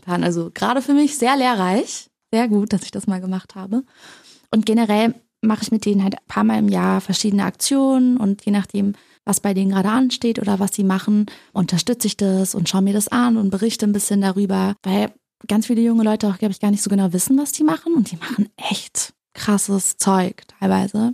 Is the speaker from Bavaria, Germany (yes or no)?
no; Berlin, Germany; moved away; also born or lived in United States; Ich bin ja auch in Berlin groß geworden, in der Nähe von der Mauer